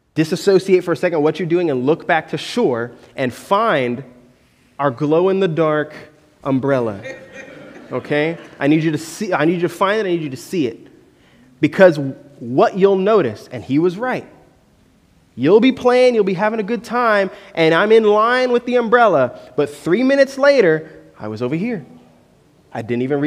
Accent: Orlando, Florida, United States; growing up in Orlando, our beach was New Smyrna Beach

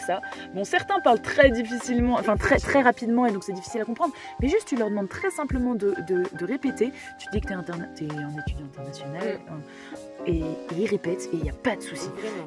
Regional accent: Paris, Île-de-France, France; moved away as an adult; j'habitais toujours chez moi à Paris

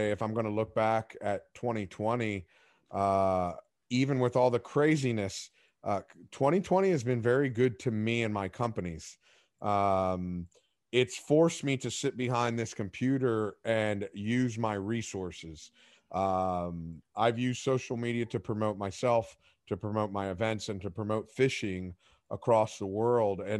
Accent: Palm Beach, Florida, United States; Cor- correct. It's my hometown, and uh, it's it's a 15 minute drive.

